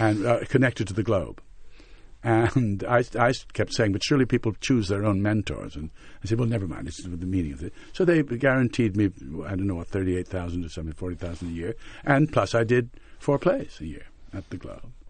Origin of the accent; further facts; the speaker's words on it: Montreal, Quebec, Canada; moved away as an adult; also born or lived in England; growing up in Montreal in our period